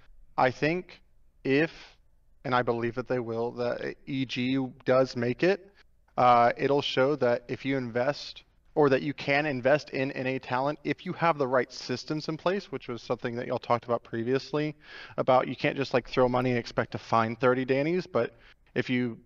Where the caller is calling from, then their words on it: Phoenix, Arizona, United States; I'm calling from Phoenix, Arizona.